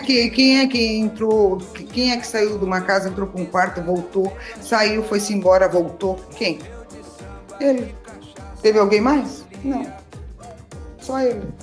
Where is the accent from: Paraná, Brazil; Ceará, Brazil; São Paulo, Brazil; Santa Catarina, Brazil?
Paraná, Brazil; southern; eu sou do sul, eu sou do sul do Paraná